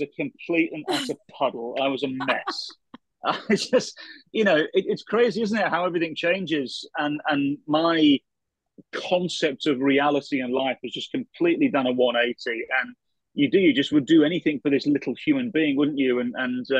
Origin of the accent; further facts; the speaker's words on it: England, United Kingdom; now in Minnesota, United States; as an Englishman